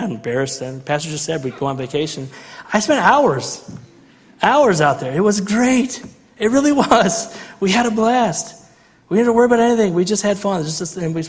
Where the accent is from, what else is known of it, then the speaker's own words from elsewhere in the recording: Central Illinois, United States; growing up in Central Illinois